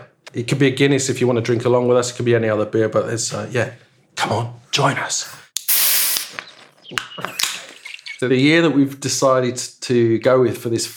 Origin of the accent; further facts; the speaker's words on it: United Kingdom; moved away as an adult; now in Melbourne, Australia; As a Brit